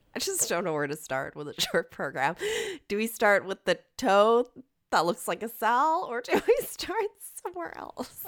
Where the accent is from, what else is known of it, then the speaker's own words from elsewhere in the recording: Canada; I'm Canadian.